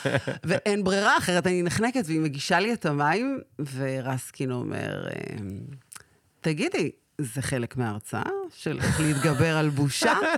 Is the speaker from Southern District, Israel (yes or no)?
yes; Sderot, Southern District, Israel; נולדתי בשדרות